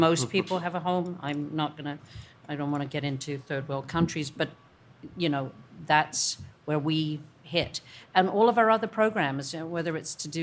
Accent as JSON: {"language": "English", "region": "England", "country": "United Kingdom", "also_born_or_lived": "Australia", "moved": "yes", "lives_now": "Canada", "said": "I'm originally from England"}